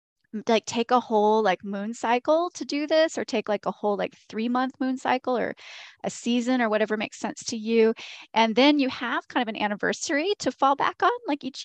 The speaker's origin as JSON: {"language": "English", "region": "the South", "country": "United States", "said": "Because I'm from the Southern United States, there is a lot of there are differences between these traditions."}